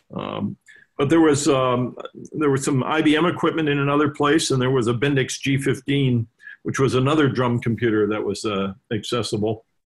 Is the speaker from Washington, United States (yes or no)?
no; Los Angeles, California, United States; also born or lived in Evanston, Illinois; born and raised in Los Angeles